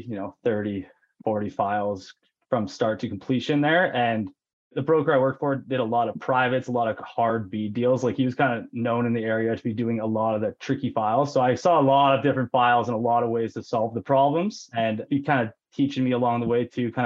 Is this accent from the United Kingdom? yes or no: no; Penticton, British Columbia, Canada; also born or lived in Lower Mainland, British Columbia; I am from Penticton, BC, the beautiful Okanagan Valley here, and was born and raised